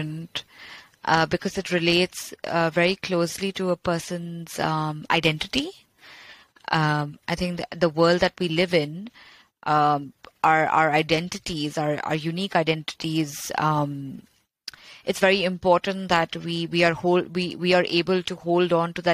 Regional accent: Kolkata, West Bengal, India; You know, I grew up in India. I grew up in Calcutta, which was the former capital of the British Empire.

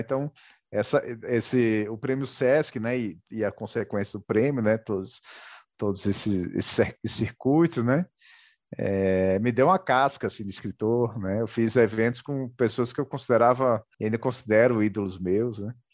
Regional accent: Mossoró, Rio Grande do Norte, Brazil; moved away as an adult; now in Brasília, Brazil; eu sou de Mossoró, no Rio Grande do Norte. Atualmente eu moro em Brasília

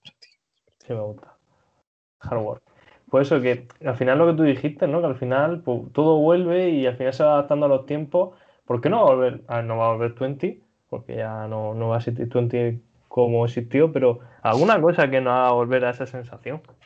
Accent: Region of Murcia, Spain; yo no soy de Almería, yo soy de Murcia

